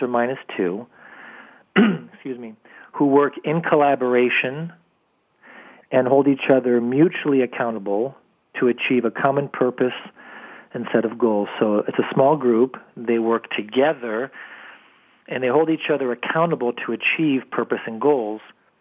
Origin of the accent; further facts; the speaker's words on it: France; now in United States; I was born and raised in France, came over to the United States when I was younger, and went back and forth quite a bit.